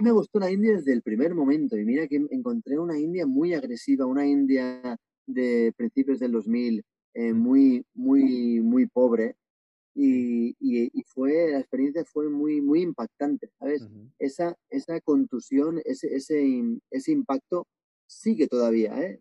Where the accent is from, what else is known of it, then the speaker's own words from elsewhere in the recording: Barcelona, Catalonia, Spain; moved away as an adult; also born or lived in Asia; now in Bali, Indonesia; yo tengo 43 años, soy de Barcelona y llevo pues 17 años viviendo fuera de España, viviendo en varios países asiáticos